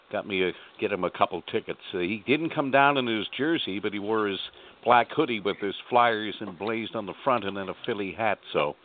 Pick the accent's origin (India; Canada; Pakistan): Canada; Halifax, Nova Scotia; now in St. John's, Canada; I was born and raised in Halifax.